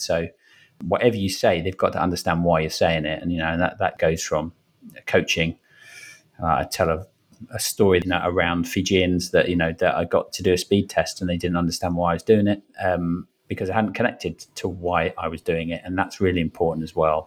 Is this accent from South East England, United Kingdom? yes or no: no; Brentford, London, United Kingdom; also born or lived in Wimbledon / Fiji; now in Richmond, United Kingdom; grew up in Brentford